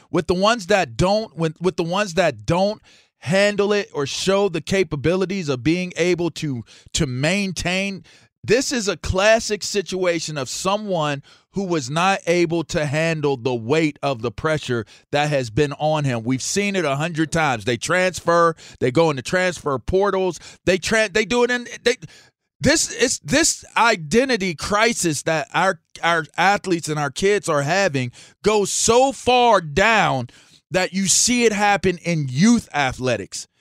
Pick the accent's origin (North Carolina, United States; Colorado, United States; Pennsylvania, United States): Pennsylvania, United States; Pittsburgh; also born or lived in Ross Township / Manchester, Pittsburgh; being a young man in Pittsburgh I grew up, I'm, I'm, I'm from East Hills